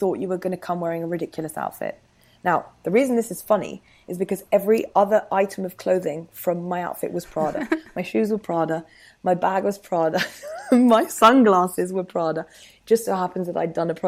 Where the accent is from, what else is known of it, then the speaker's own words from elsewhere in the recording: France; moved away as an adult; now in London, United Kingdom; I've lived in London for a decade now, but obviously I grew up in France and I did all my uni there.